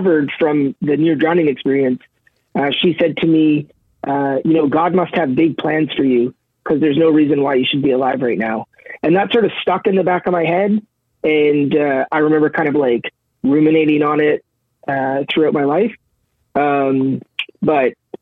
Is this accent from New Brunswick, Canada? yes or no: yes; Saint John, New Brunswick, Canada; also born or lived in Brown's Flat, New Brunswick; spent the first 8 years of my life in St. John. Then my parents separated, and I moved with my mom to Brown's Flat, New Brunswick